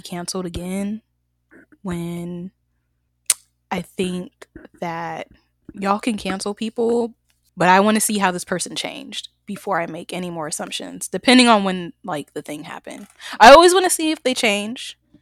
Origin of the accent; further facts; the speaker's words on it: the South, United States; I'm from the South too